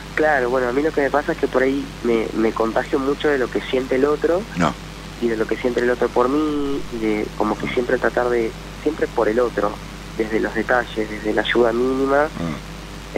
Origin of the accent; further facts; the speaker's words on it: Buenos Aires conurbano, Buenos Aires Province, Argentina; moved away as an adult; now in Santa Cruz, Argentina; Soy de Buenos Aires